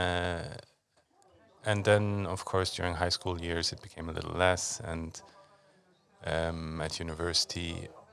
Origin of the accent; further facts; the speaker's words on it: Luxembourg; also born or lived in United States; I was born in Luxembourg.